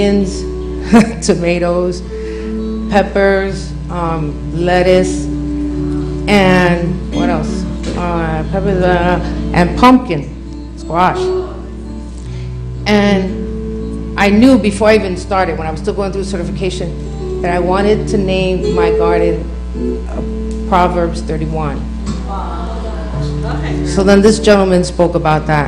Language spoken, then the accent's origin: English; New York City, New York, United States; moved away as an adult; now in Texas, United States; I'm from New York City